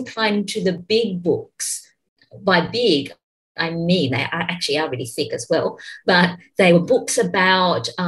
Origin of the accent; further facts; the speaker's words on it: Australia; the first post-Mabo native title claim was made in my hometown